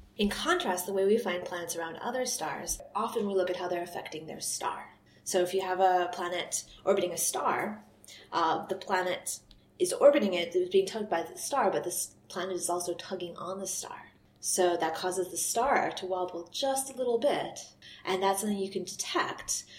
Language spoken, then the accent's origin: English; United States; moved away as an adult; now in Scotland, United Kingdom; I'm from the US